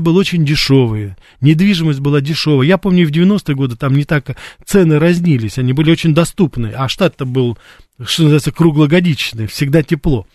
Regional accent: Russia; also born or lived in United States; я журналист из России

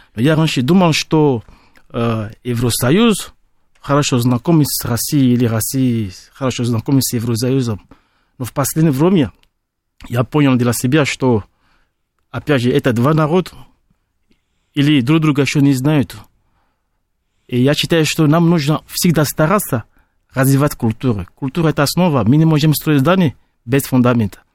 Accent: Benin; Russian is a second language; now in Russia; Я из Бенина, Западная Африка

